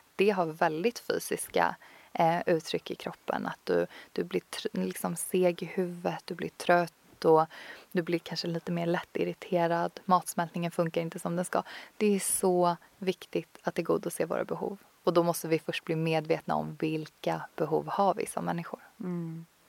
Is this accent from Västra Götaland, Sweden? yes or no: no; Tyresö, Stockholm County, Sweden; also born or lived in Copenhagen, Denmark; en fantastisk yogastudio som ligger ute i Tyresö, där jag kommer ifrån